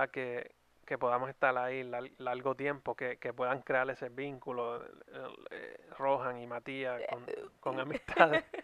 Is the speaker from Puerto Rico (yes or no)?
yes; Naguabo, Puerto Rico; En Nahuabo lo que hay es una high